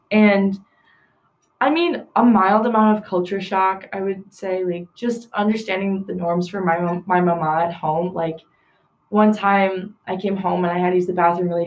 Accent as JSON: {"language": "English", "town": "Milwaukee", "region": "Wisconsin", "country": "United States", "said": "I'm from Milwaukee"}